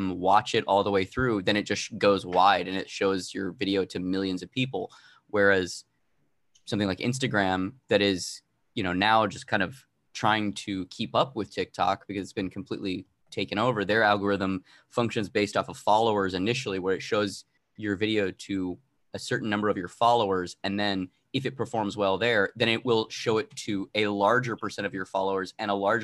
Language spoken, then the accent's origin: English; Arizona, United States; I'm originally from Arizona